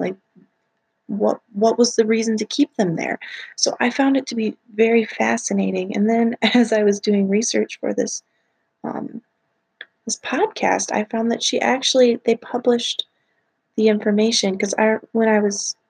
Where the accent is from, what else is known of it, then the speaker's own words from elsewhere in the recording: Wisconsin, United States; I'm from Wisconsin